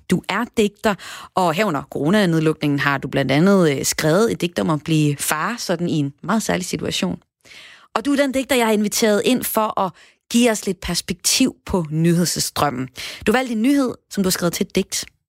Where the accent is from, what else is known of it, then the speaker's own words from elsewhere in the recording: North Jutland, North Denmark Region, Denmark; nu taler jeg som nordjyder